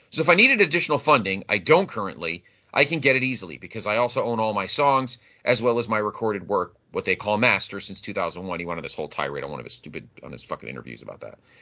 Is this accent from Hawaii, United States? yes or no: no; Connecticut, United States; I grew up in the Northeast. I grew up here in Connecticut